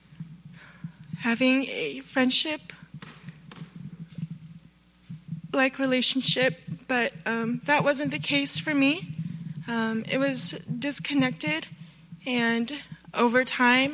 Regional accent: Northern Virginia, United States; moved away; I'm from Northern Virginia

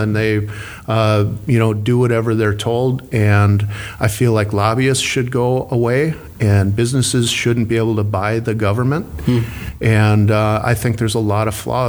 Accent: Minnesota, United States; born or raised there

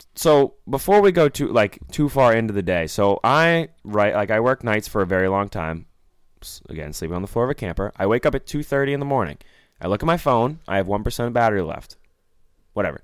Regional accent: Maine, United States; we're from Maine.

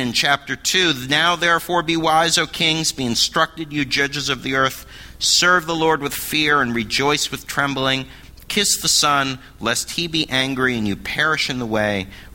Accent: Berkeley, California, United States; moved away; also born or lived in New York City; I grew up in Berkeley, California

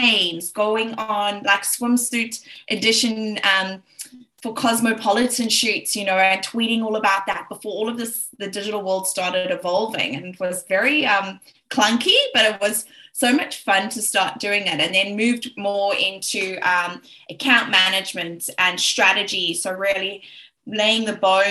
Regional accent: Johannesburg, Gauteng, South Africa; accent: South African; I'm South African. I'm originally from Johannesburg, South Africa

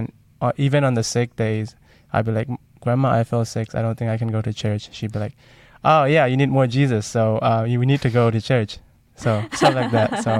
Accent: Sagaing Region, Myanmar; moved away; I was born and raised in Myanmar, Sagaing region

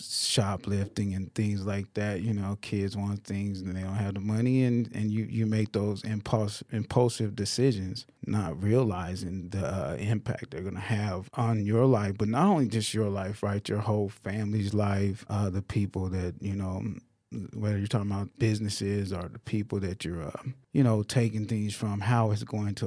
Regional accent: Denver, Colorado, United States; I have an older brother and sister, so it's five of us. And we grew up in the Denver area.

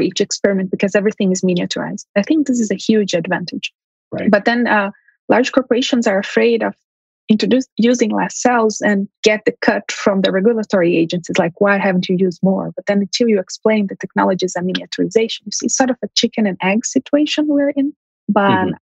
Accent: Brazil; moved away as an adult; also born or lived in São Paulo, Brazil; now in Montreal, Canada; my family is originally from Armenia. They immigrated to Brazil during World War One. I. I was born in Brazil

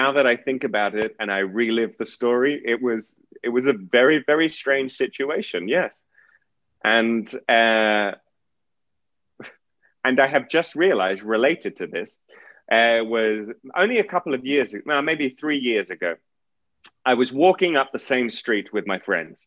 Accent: England, United Kingdom; moved away as an adult; now in Madrid, Spain; my hometown in England

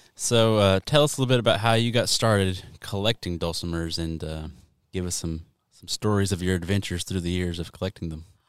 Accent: Kentucky, United States; We're from Kentucky

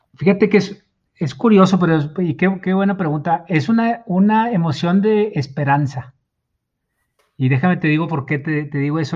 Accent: Mexico; como decimos aquí en México

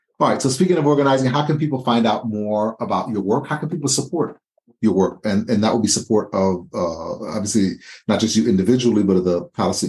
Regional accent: Haiti; now in United States; I was born in Haiti

